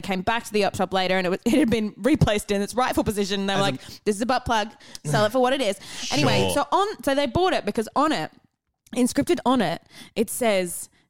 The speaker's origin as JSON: {"language": "English", "town": "Melbourne", "region": "Victoria", "country": "Australia", "said": "I'm so surprised. I come from Melbourne."}